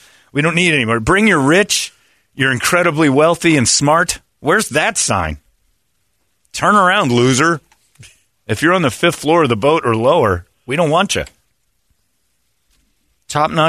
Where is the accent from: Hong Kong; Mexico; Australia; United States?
United States; I'm an American